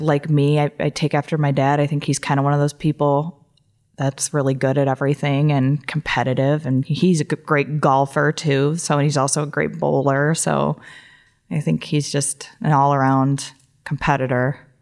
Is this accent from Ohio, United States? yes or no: yes; Toledo, Ohio, United States; also born or lived in Columbus, Ohio; I grew up in Toledo, Ohio, and I, um, went to, I graduated from Whitmer High School